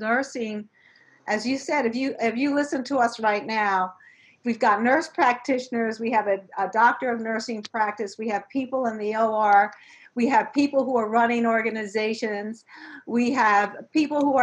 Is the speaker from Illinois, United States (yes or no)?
no; New York City, New York, United States; growing up in New York City in the South Bronx